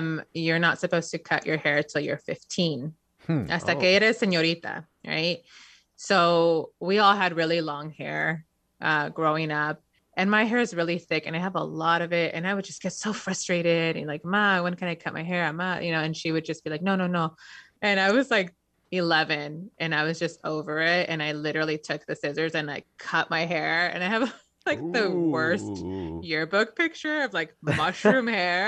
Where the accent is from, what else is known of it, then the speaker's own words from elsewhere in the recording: Inglewood, California, United States; We grew up very poor in Inglewood, so like one of the poorest towns in the country